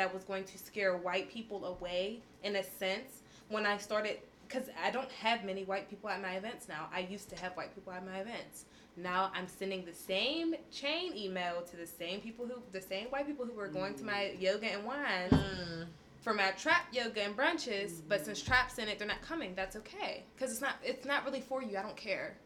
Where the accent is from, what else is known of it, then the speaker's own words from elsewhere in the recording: Pittsburgh, Pennsylvania, United States; I'm from Homewood, Susquehanna Street